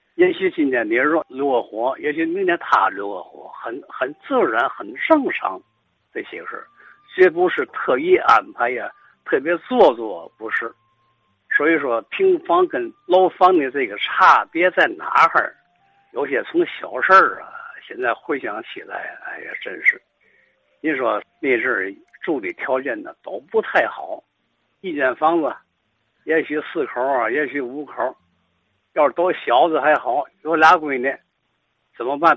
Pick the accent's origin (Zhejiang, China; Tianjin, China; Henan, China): Tianjin, China; 咱们天津人这个心情是嘛呢